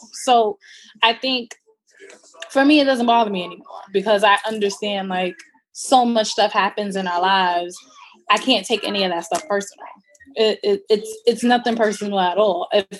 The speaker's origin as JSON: {"language": "English", "town": "Brooklyn", "region": "New York", "country": "United States", "said": "Oh, I'm from Brooklyn."}